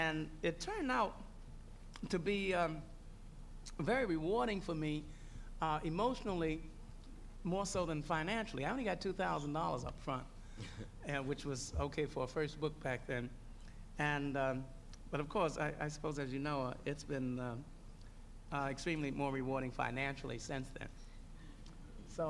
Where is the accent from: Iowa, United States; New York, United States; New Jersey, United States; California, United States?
New York, United States; New York City; growing up in Harlem?